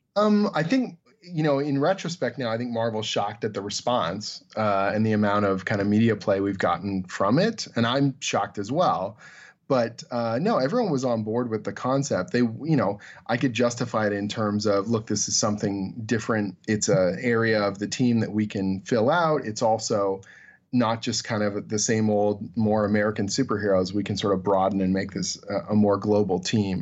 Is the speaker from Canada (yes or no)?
yes; Canada; I'm Canadian